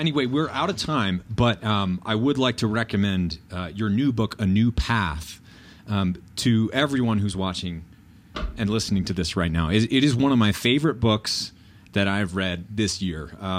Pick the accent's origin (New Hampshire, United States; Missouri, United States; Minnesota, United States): New Hampshire, United States; moved away; growing up in New Hampshire